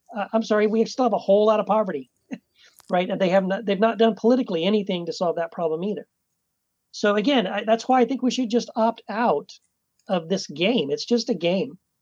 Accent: Texas, United States; I was born and raised in Texas

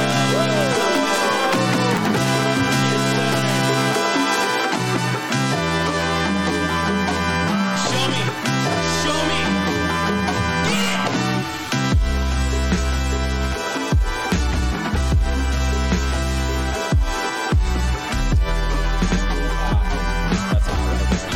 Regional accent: Hawaii, United States; moved away; I'm also from Hawaii

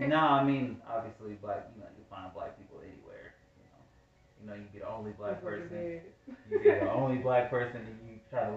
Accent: Dayton, Ohio, United States; now in Atlanta, United States; I am from Dayton, Ohio.

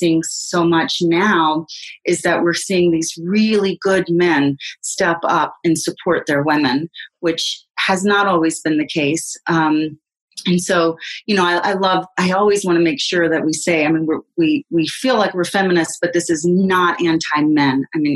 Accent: the South, United States; moved away; I grew up in the South, and when I go back to the South

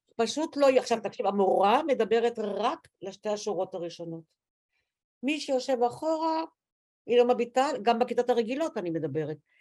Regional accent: Tel Aviv, Tel Aviv District, Israel; אני וצילי, בלי עין הרע, גדלנו בכיכר דיזנגוף

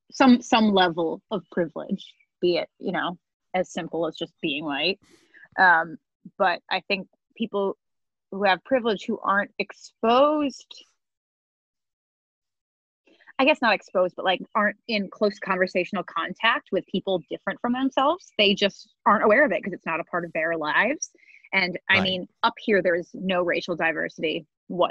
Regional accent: upstate New York, United States; a bunch of us alumni who have moved out of my hometown

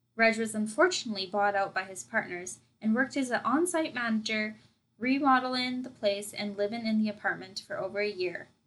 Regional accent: Saskatchewan, Canada; we are from Saskatchewan

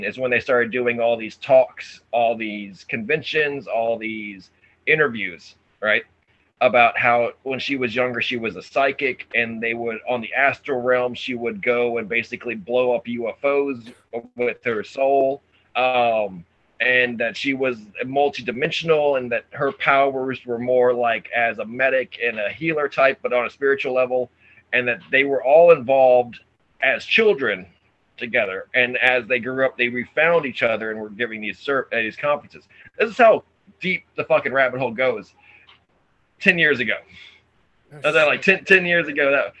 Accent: Texas, United States; I'm from Texas

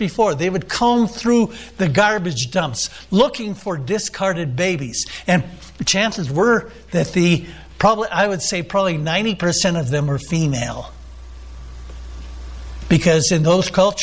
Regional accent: United States; I'm an American

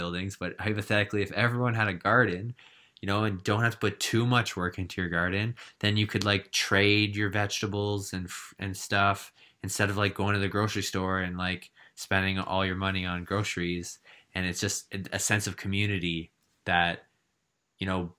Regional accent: Canada; moved away; as a Canadian

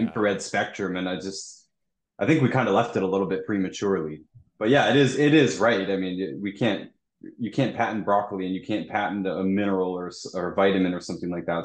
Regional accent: Toronto, Ontario, Canada; I'm from Toronto

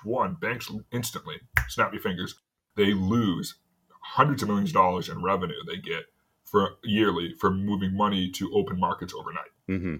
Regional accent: New England, United States; I'm from New England

